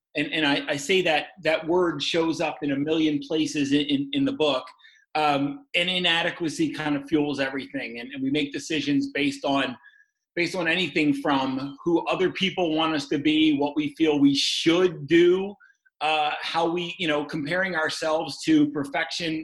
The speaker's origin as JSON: {"language": "English", "town": "Baltimore", "region": "Maryland", "country": "United States", "also_born_or_lived": "Oregon", "moved": "as an adult", "lives_now": "St. Louis, United States", "said": "I'm from Maryland, Baltimore, Maryland"}